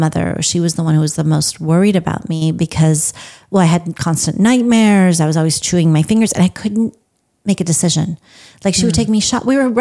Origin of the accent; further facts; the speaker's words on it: Los Angeles, California, United States; moved away as an adult; also born or lived in Iran; now in Texas, United States; I grew up in Los Angeles, California